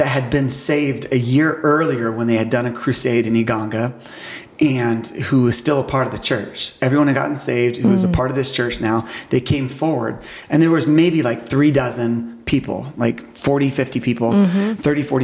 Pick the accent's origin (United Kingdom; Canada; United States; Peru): United States; being an American